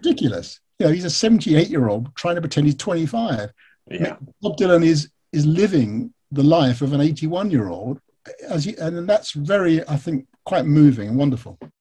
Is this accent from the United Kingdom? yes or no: yes; United Kingdom; I'm British